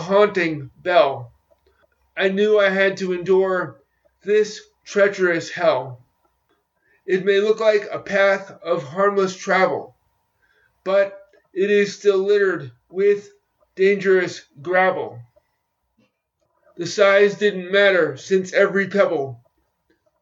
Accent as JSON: {"language": "English", "country": "United States", "said": "my home country of the United States"}